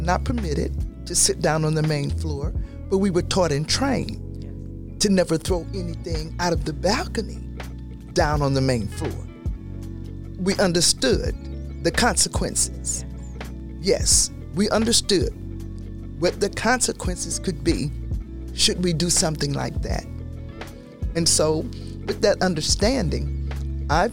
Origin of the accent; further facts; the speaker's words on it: the South, United States; I grew up in the South under Jim Crow law